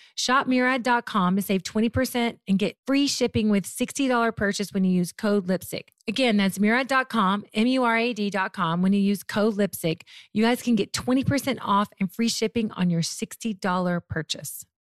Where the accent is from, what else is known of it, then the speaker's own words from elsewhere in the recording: Murray, Kentucky, United States; moved away; also born or lived in Memphis, Tennessee / Mayfield, Kentucky; Born in Memphis, raised in Mayfield, Murray, Kentucky.